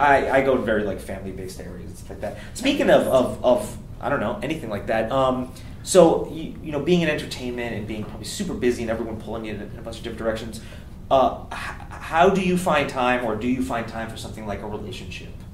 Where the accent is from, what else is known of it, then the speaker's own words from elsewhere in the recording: United States; now in Los Angeles, United States; I'm from New York, New Jersey